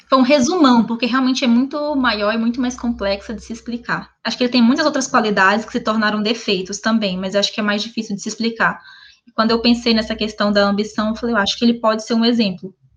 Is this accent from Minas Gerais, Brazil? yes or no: yes; Minas Gerais, Brazil; moved away; also born or lived in Brasília; Nascida e criada em Minas Gerais